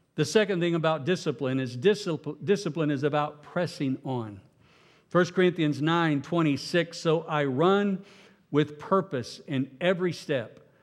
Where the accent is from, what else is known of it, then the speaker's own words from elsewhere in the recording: Oklahoma, United States; I'm from Oklahoma